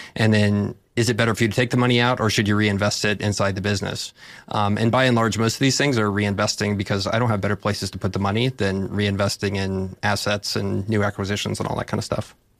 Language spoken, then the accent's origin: English; Texas, United States; I'm from Texas